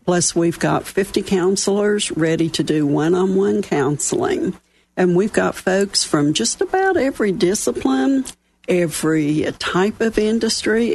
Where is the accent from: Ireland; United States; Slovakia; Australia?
United States; West Virginia; accent: Southern; moved away as an adult; also born or lived in Dallas, Texas; I was born and raised in West Virginia. I'm a coal miner's daughter from up one of the hollows